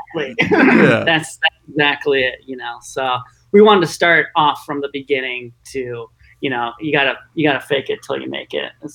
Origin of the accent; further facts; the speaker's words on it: Wisconsin, United States; now in Arizona, United States; I'm from Wisconsin.